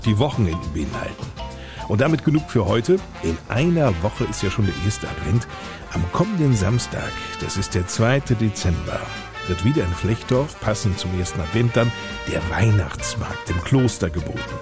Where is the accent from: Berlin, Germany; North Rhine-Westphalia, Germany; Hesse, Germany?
Hesse, Germany; Bei uns in Hessen